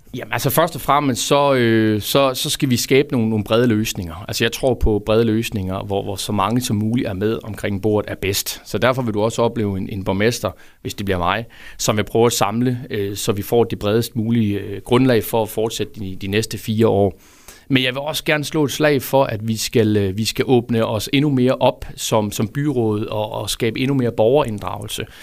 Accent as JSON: {"language": "Danish", "town": "Fredericia", "region": "Southern Denmark", "country": "Denmark", "tie": "born or raised there", "said": "det er en fredsianer, født og opvokset i Fredericia"}